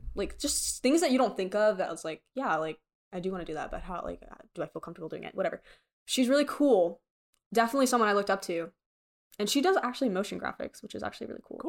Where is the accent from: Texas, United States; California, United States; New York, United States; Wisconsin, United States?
Texas, United States; Frisco; I grew up in Frisco